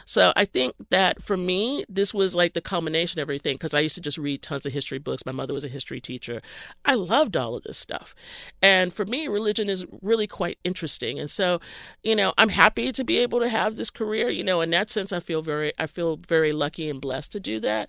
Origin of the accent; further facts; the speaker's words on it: Texas, United States; I grew up in Texas